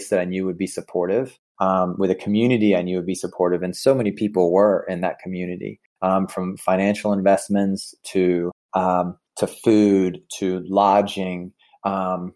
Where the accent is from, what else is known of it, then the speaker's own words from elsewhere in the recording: Sumter, South Carolina, United States; my hometown of Sumter, South Carolina